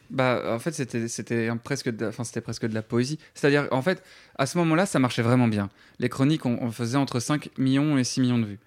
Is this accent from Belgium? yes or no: yes; Namur, Wallonia, Belgium; moved away; also born or lived in Paris, France; en tant que Belge, tu quittes ton pays